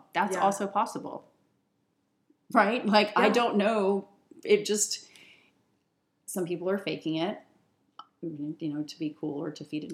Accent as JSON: {"language": "English", "region": "Virginia", "country": "United States", "moved": "yes", "lives_now": "Seattle, United States", "said": "I'm from Virginia"}